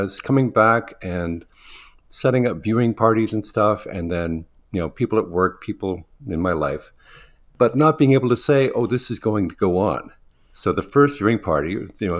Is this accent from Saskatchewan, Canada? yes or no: no; Thunder Bay, Ontario, Canada; now in Toronto, Canada; I actually grew up in Northern Ontario in a small city called Thunder Bay. And I hadn't lived there for 40 years.